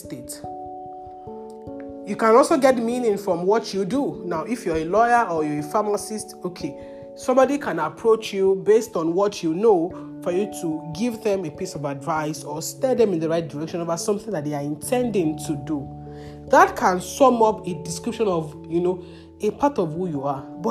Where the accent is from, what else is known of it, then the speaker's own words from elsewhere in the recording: Nigeria; You are talking down on God's intelligence for you to regret being a Nigerian